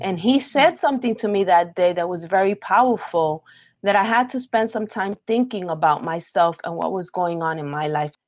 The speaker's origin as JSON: {"language": "English", "town": "New York City", "region": "New York", "country": "United States", "tie": "born or raised there", "said": "I'm a Puerto Rican, born and raised in Brooklyn, New York"}